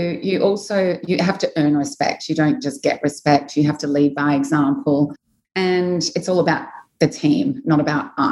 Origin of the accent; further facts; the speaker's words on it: Australia; moved away as an adult; now in Dubai, United Arab Emirates; I'm from Australia. I came to Dubai when I was 26.